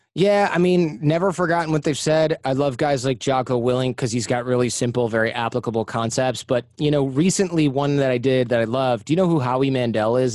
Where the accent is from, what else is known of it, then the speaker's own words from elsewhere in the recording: United States; I'm American